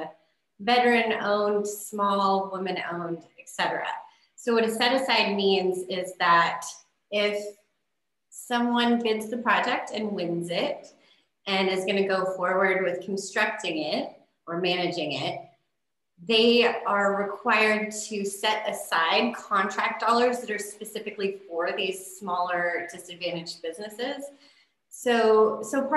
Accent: California, United States; moved away; I'm from California

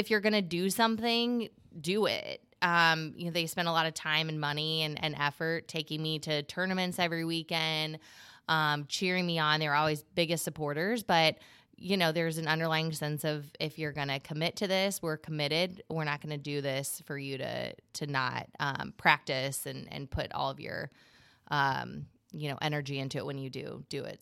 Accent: Gillespie, Illinois, United States; I'm from Gillespie, Illinois.

